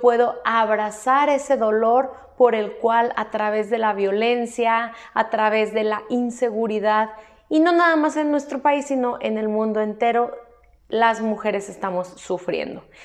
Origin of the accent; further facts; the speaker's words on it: Mexico; aquí en mi país, México